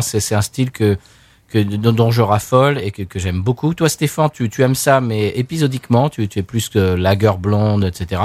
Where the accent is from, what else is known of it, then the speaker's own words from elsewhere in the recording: Seine-et-Marne, Île-de-France, France; Je suis né en Seine-et-Marne